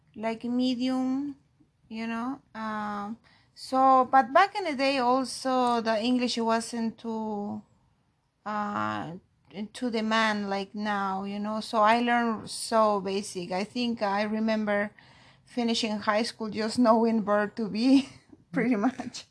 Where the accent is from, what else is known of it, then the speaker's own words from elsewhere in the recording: Peru; accent: Peruvian; first language Spanish; English is a second language; moved away as an adult; now in Tampa, United States; I'm from Peru